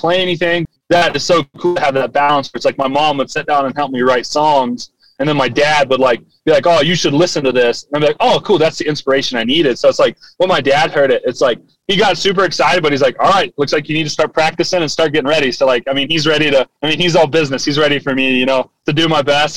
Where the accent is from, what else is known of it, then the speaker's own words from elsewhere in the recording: Gallipolis, Ohio, United States; I was in my hometown, Galpolis.